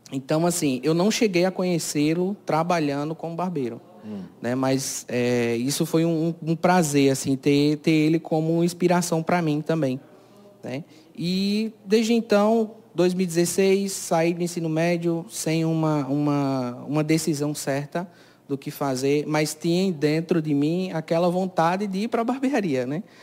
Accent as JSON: {"language": "Portuguese", "town": "Cajazeiras", "region": "Paraíba", "country": "Brazil", "tie": "born or raised there", "said": "É, eu nasci aqui mesmo, na cidade, né? Sou natural daqui de Cajazeiras, é, resido na, no distrito de Serra da Arara"}